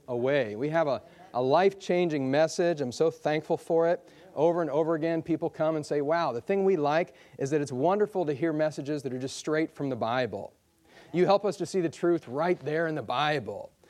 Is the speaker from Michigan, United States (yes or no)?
yes; Michigan, United States; I come from Michigan, and, uh, there's just lots of snow there